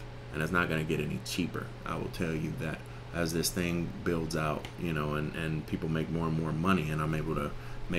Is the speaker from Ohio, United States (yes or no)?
yes; Cleveland, Ohio, United States; I'm from Cleveland.